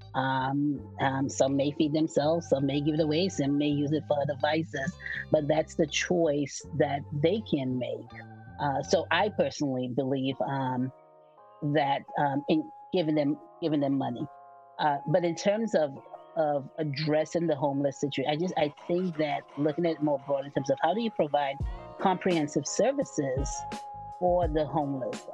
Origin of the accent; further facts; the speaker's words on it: New York City, New York, United States; moved away as an adult; also born or lived in St. Lucia; now in Bay Area, United States; I immigrated to New York City um, at the age of seven. And I grew up in New York City